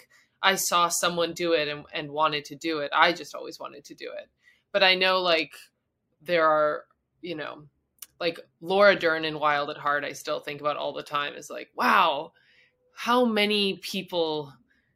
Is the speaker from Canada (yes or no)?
yes; Canada; moved away as an adult; also born or lived in Montreal, Canada; I'm like a Canadian